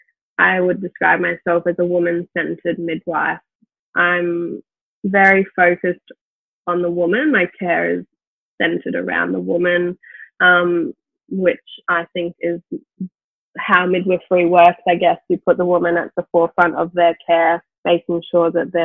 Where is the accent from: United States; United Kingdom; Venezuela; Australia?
Australia; Gold Coast, Queensland; I grew up on the Gold Coast. I've lived on the Gold Coast my whole life.